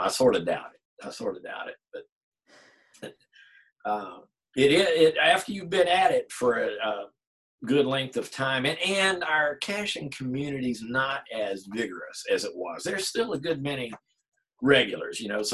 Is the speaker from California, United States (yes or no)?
no; Virginia, United States; moved away as an adult; my hometown up in Virginia is about an hour from here